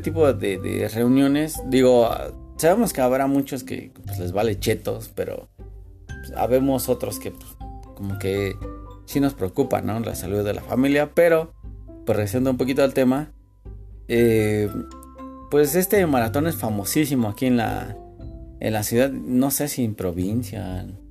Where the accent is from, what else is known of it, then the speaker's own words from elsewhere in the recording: Mexico City, Mexico; como buen este defeño